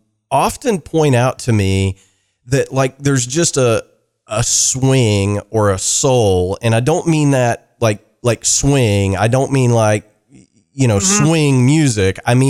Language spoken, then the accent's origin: English; Kentucky, United States